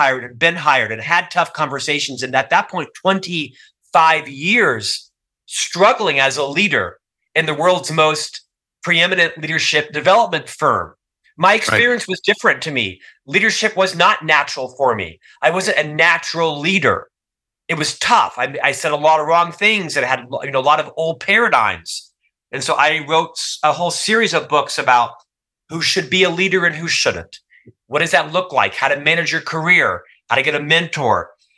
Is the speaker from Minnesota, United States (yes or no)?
no; Orlando, Florida, United States; moved away as an adult; also born or lived in Provo, Utah; born and raised in Orlando, Florida